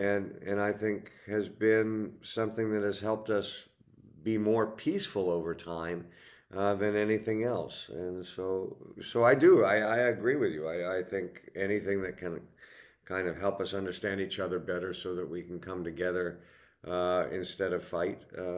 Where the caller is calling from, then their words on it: Los Angeles, California, United States; Los Angeles, California.